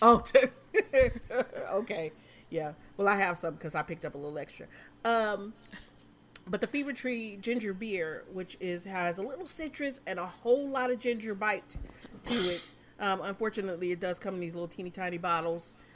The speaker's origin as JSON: {"language": "English", "region": "Michigan", "country": "United States", "said": "I'm from Michigan"}